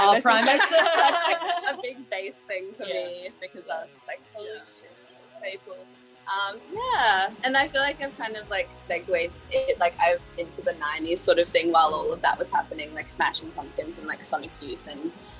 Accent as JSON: {"language": "English", "town": "Brisbane", "region": "Queensland", "country": "Australia", "tie": "born or raised there", "said": "because I grew up in Brisbane"}